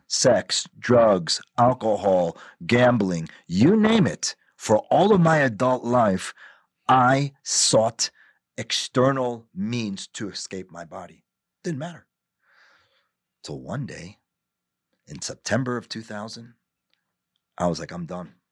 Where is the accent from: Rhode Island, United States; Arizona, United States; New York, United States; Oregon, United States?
New York, United States; also born or lived in New Jersey; I'm born and raised in New York